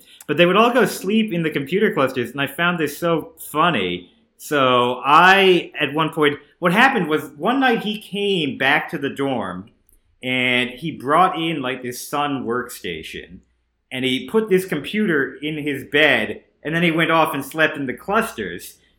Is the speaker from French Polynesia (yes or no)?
no; New Jersey, United States; I grew up in New Jersey. I used to go to the Bridgewater Mall, Short Hills Mall.